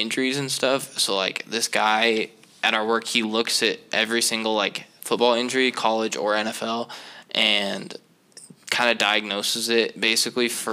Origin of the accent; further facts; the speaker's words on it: Seattle, Washington, United States; I'm from Seattle